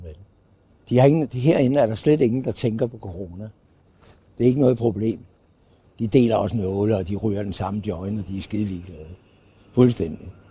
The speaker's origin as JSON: {"language": "Danish", "town": "Copenhagen", "region": "Capital Region of Denmark", "country": "Denmark", "also_born_or_lived": "Thy", "moved": "as an adult", "said": "jeg er jo københavner"}